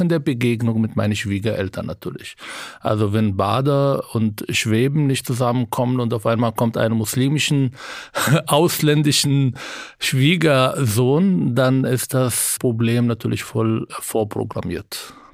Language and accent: German; Israel; German is a second language; now in Berlin, Germany; Ich bin in Israel aufgewachsen